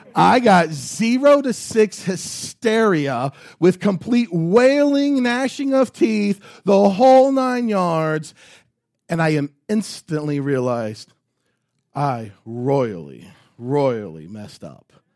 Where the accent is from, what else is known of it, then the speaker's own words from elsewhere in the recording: United States; As American Christians